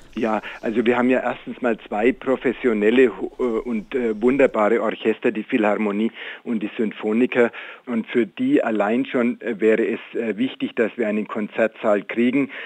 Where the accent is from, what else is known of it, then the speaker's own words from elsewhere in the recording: Nuremberg, Bavaria, Germany; wir Nürnberger